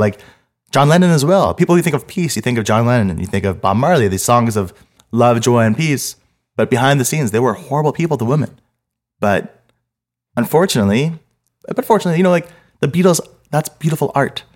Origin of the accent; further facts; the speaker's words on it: Montreal, Quebec, Canada; I grew up in Montreal my whole life.